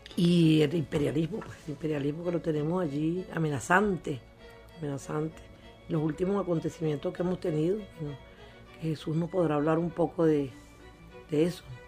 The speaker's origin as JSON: {"language": "Spanish", "country": "Venezuela", "said": "como venezolanos que somos"}